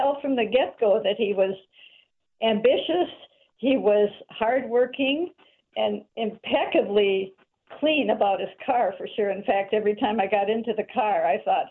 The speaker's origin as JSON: {"language": "English", "town": "Hermantown", "region": "Minnesota", "country": "United States", "tie": "born or raised there", "also_born_or_lived": "Philippines", "said": "we're still in the house that I grew up"}